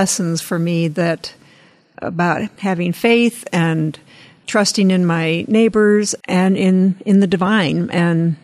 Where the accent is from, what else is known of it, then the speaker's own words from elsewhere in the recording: Midwest, United States; moved away; I grew up in the Midwest and the plains